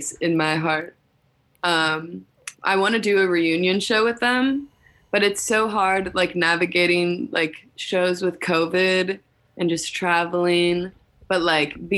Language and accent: English; St. Louis, Missouri, United States; moved away; I was growing up there in high school